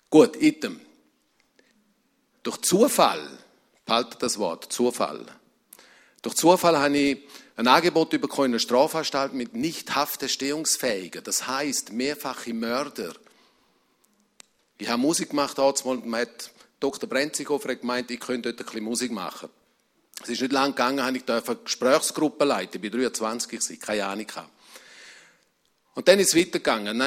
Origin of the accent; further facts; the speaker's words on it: Rebstein, St. Gallen, Switzerland; ich komme aus einer Emigrantenfamilie und dort, wo ich aufgewachsen bin, im Rintal, in Rebstein, man hat Kongo gesagt.